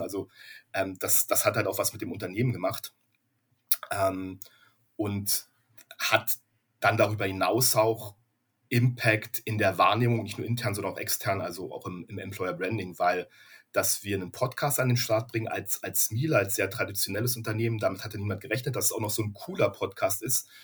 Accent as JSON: {"language": "German", "region": "Berlin", "country": "Germany", "tie": "born or raised there", "moved": "as an adult", "lives_now": "Gütersloh, Germany", "said": "ich bin gebürtiger Berliner"}